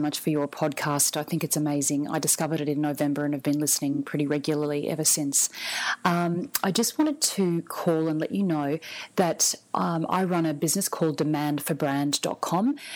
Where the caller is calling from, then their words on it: Brisbane, Queensland, Australia; I'm calling from Brisbane in Australia.